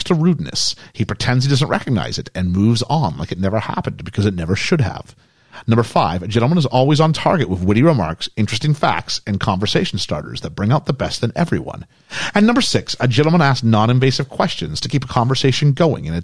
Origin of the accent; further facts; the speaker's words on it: Canada; now in England, United Kingdom; I am the Canadian living in England